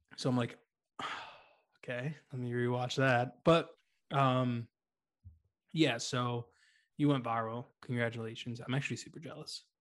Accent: Boston, Massachusetts, United States; accent: Boston; my Boston accent

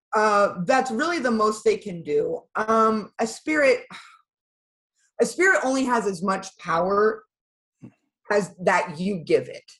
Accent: Iowa, United States; also born or lived in Pennsylvania; I actually wasn't born in Iowa. I was born in Pennsylvania

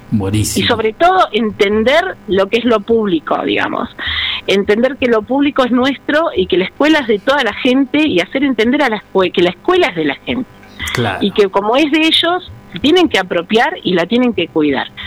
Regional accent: San Vicente, Buenos Aires Province, Argentina; yo, yo soy de San Vicente, de un pueblo a unos 45 kilómetros de acá de Avellaneda

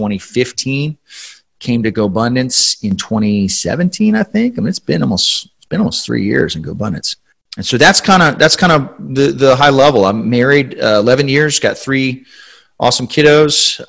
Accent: San Antonio, Texas, United States; I was born here in San Antonio, grew up here for the most part.

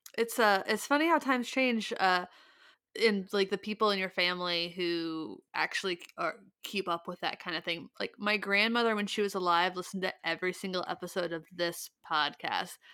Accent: Ohio, United States; I grew up in Ohio

